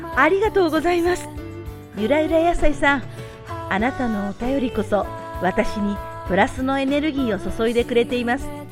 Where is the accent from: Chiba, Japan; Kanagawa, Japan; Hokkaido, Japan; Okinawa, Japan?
Chiba, Japan; moved away as an adult; now in China; 私は毎年冬休みに千葉の実家に帰るので